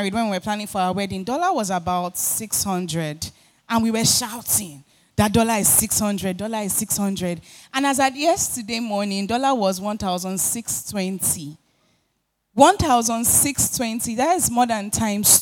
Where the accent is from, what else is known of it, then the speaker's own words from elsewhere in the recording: Lagos, Nigeria; I was born and raised in Oshodi